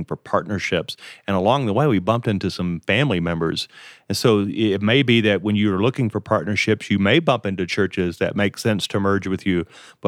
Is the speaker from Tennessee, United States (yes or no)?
no; Colorado, United States; also born or lived in Texas / Louisiana; I am from Colorado and Texas and Louisiana.